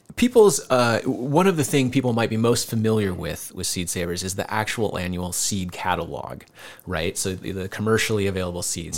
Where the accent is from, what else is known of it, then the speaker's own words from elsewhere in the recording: Decorah, Iowa, United States; moved away as an adult; also born or lived in California; I knew Kent and Diane when I was a kid growing up here in Decorah